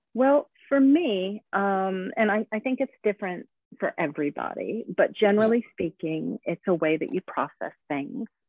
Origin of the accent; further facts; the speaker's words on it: United States; moved away as an adult; now in Sweden; I am an American that moved to Sweden actually about 20 years ago